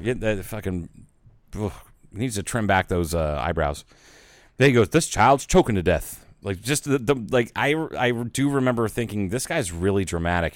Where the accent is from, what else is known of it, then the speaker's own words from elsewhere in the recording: Southern Midwest, United States; also born or lived in Northwest Arizona; now in Arizona, United States; but it's like Southern Midwest, 'cause I'm not from the Upper Midwest